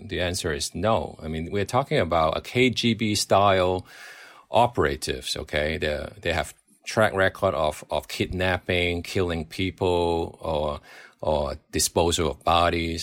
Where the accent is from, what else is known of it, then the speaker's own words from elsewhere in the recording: Hong Kong; I grew up in Hong Kong watching, uh, British comedy